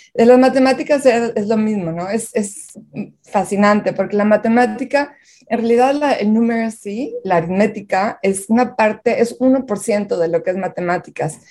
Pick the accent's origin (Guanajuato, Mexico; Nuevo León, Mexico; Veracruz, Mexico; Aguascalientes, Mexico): Nuevo León, Mexico; Monterrey; moved away as an adult; now in United States; Yo nací y crecí en Monterrey